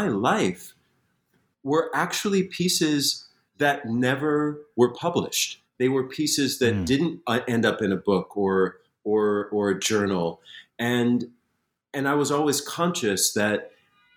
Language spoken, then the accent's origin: English; Springfield, Massachusetts, United States; I grew up in Springfield, Massachusetts